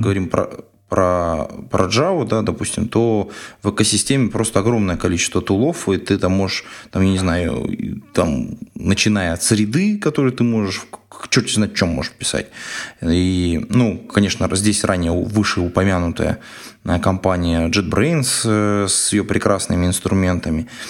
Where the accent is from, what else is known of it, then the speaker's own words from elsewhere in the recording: Siberia, Russia; Я же из Сибири